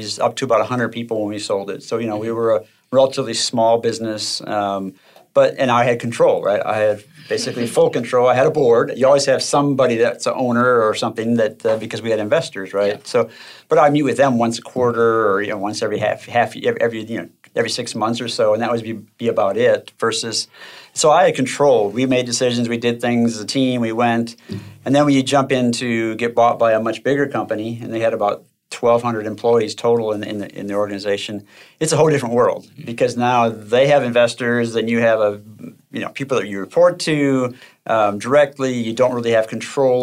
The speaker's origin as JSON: {"language": "English", "region": "Minnesota", "country": "United States", "tie": "born or raised there", "said": "I grew up in Minnesota, and it's very cold there."}